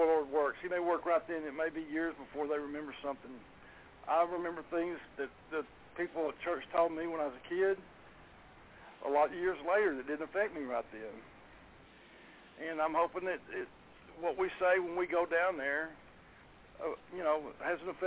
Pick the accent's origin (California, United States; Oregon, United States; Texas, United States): Texas, United States; Garland; I grew up in Garland, Texas. I've lived in Garland all my life.